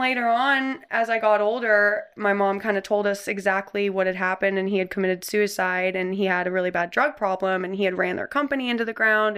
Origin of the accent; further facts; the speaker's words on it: Canada; I was born in Canada